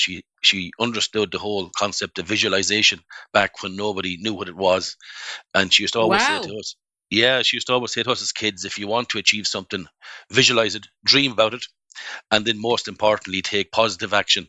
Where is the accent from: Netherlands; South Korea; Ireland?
Ireland; County Kerry, Munster; my journey started in Kerry. I grew up in Kerry in a small family farm. There was 11 of us growing up in this little farm cottage.